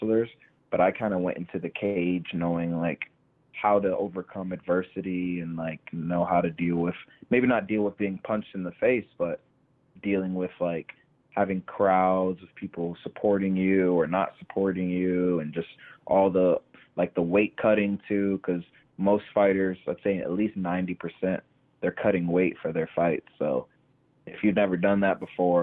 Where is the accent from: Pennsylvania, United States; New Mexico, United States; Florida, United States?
Florida, United States; Tampa; also born or lived in Fort Myers, Florida; born and raised Tampa, Florida